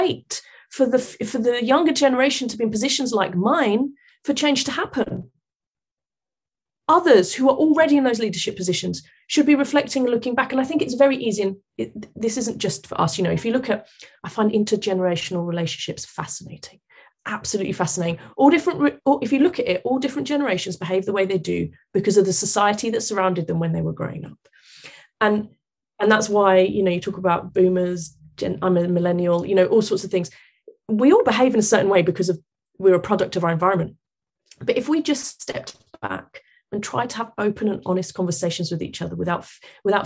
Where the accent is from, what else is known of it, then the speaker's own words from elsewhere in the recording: London, United Kingdom; I'm British. I was born here, grew up here, educated here. I'm British. I happen to have Portuguese parents, right, who emigrated here. But the amount of times of where are you from, I go, London. Where? South London. Where? Vauxhall.